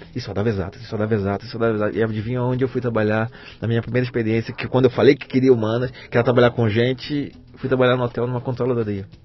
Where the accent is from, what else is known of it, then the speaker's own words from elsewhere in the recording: Rio de Janeiro, Brazil; moved away as an adult; now in São Paulo, Brazil; Rio de Janeiro, cara. Eu cresci na Penha.